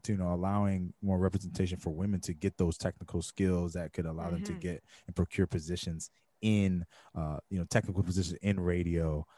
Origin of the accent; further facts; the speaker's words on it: West Coast, United States; I'm from the West